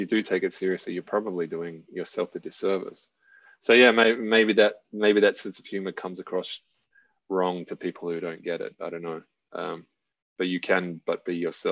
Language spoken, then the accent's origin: English; Australia; I'm Australian